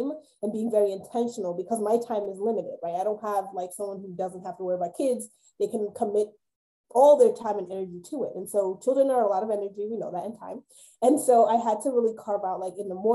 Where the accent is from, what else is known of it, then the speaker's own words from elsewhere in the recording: New York, United States; moved away; I'm a New Yorker. I grew up in New York